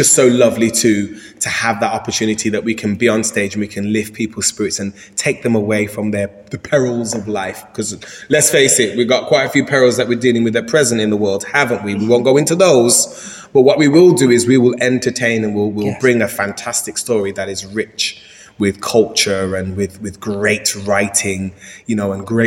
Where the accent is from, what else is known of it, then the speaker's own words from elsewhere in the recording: Birmingham, West Midlands, United Kingdom; moved away; back in my hometown